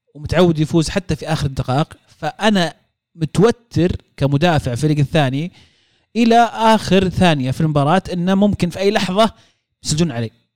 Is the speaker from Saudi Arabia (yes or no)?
yes; Saudi Arabia; كسعوديين احنا